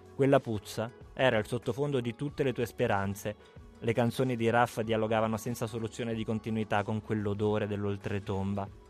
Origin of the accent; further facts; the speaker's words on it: Abruzzo, Italy; da abruzzese cresciuto in mezzo alle capre, sulle montagne.